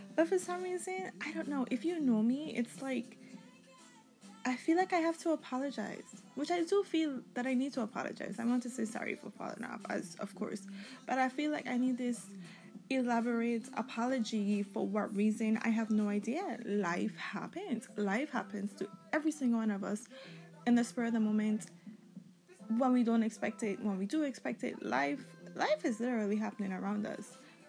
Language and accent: English; U.S. Virgin Islands; I am from the Virgin Islands. I have roots all over, though.